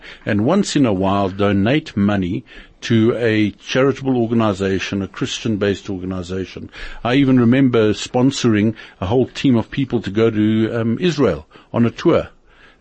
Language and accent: English; Germiston, Gauteng, South Africa; I'm South African born, lived in Germiston for a good part of 20 years of my life, and then moved around the country